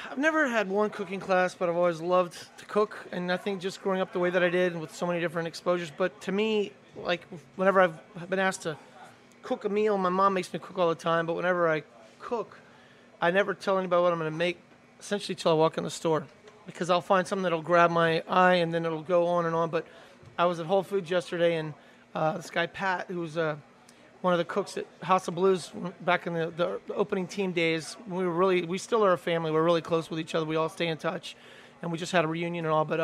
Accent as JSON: {"language": "English", "country": "Belgium", "tie": "born or raised there", "moved": "yes", "lives_now": "New Orleans, United States", "said": "Well, I grew and, up in, uh, growing up in Belgium. This to me"}